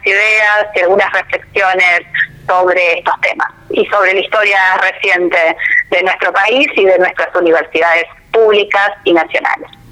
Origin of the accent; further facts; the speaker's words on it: Argentina; hemos vivido nosotros como argentinos y como argentinas